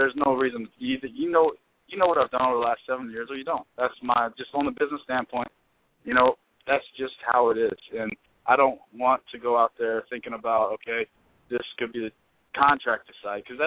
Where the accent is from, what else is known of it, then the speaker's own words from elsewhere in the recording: Louisville, Kentucky, United States; I'm from Louisville, Kentucky